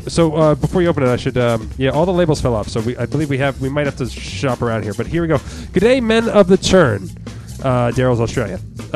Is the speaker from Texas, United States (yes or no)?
no; Red Bank, New Jersey, United States; Red Bank, New Jersey, my hometown.